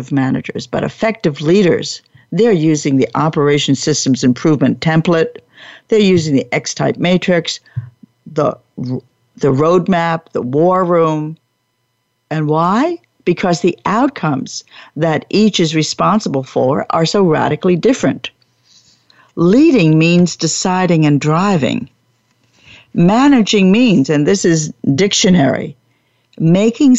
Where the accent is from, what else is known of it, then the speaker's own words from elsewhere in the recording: Long Branch, New Jersey, United States; I was brought up in New Jersey. But I didn't know how to get there from Long Branch, New Jersey